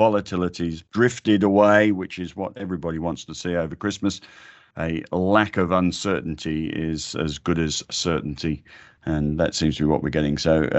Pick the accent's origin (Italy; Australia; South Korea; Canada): Australia; It's the most wonderful thing about being Australian. Everybody's got two soccer teams.